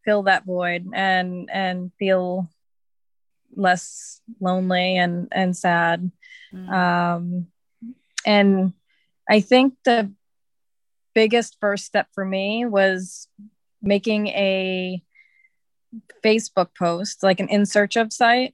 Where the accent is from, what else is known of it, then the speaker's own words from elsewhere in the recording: Massachusetts, United States; moved away as an adult; also born or lived in California; now in Bali, Indonesia; I grew up in Massachusetts and I moved to California with my daughter in 2013